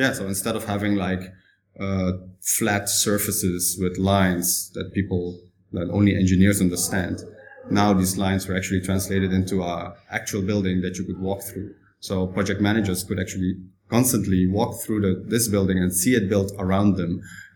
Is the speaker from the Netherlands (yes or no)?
yes; Netherlands; now in Shanghai, China; I'm from the Netherlands, although my dad is Italian